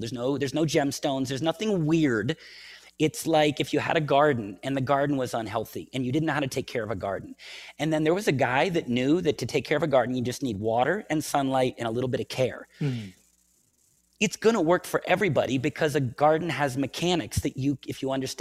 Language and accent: English; United States; I'm American